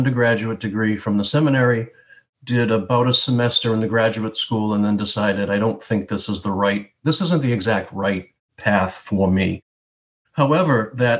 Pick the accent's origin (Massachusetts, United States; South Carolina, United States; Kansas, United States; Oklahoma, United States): Massachusetts, United States; Boston; Born and raised in Dorchester in the 60s and 70s